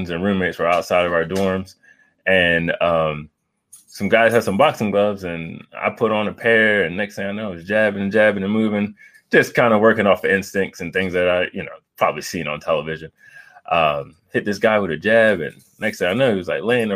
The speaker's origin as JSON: {"language": "English", "town": "Frankford", "region": "Delaware", "country": "United States", "tie": "born or raised there", "said": "So originally, I'm from Frankfort, Delaware. It's a small town right outside of Bethany Beach. Grew up a beach bum, going out in the water every day."}